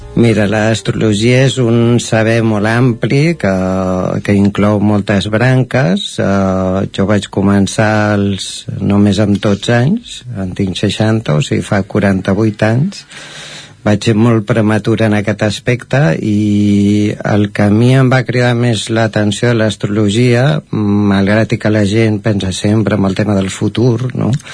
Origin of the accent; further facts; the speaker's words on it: Caldes de Montbui, Catalonia, Spain; now in Sant Feliu de Codines, Spain; jo sóc nascut a Caldes, vaig viure a Caldes fins al 2007, llavors vam venir a viure aquí a Sant Feliu de Codines